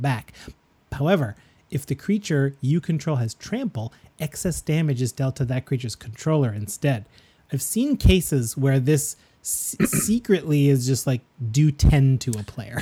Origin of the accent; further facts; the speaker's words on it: Canada; We're proud Canadian podcasters